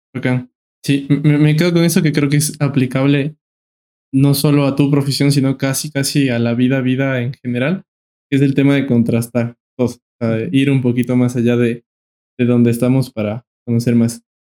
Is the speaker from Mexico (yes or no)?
no; Ecuador; como ecuatorianos, como pueblo